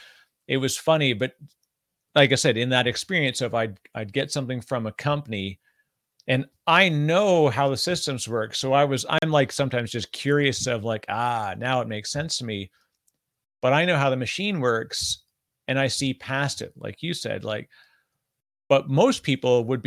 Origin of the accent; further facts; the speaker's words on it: Canada; I'm Canadian